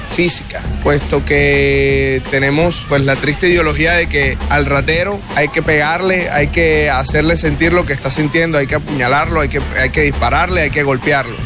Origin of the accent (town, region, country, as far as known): Colombia